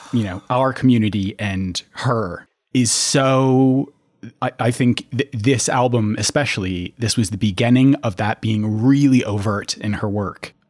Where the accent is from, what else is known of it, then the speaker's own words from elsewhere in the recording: Minneapolis, Minnesota, United States; I grew up in the Twin Cities as well